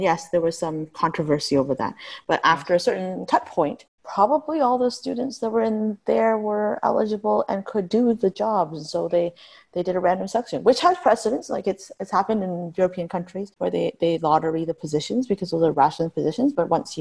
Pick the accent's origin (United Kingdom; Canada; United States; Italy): Canada; Niagara Region, Ontario; I grew up in Niagara region